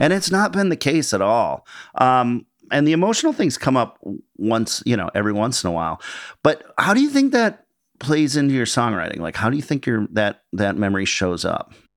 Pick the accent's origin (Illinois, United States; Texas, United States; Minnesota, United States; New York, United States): Minnesota, United States; Minneapolis; I grew up in Minneapolis